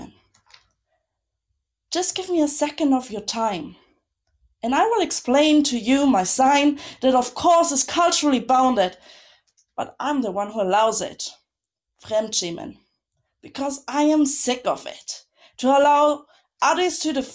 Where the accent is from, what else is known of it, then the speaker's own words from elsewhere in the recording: Munich, Bavaria, Germany; now in Berlin, Germany; I grew up in Munich